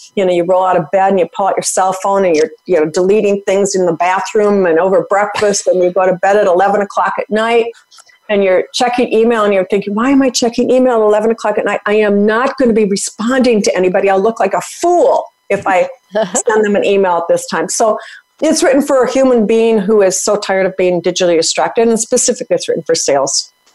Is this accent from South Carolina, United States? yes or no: no; Minnesota, United States; I'm from Minnesota, hockey player